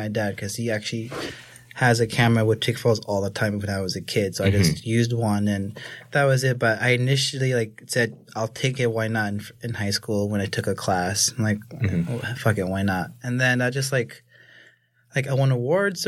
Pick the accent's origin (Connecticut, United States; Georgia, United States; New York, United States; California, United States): New York, United States; New York City; I grew up in Staten Island. Everyone there is white.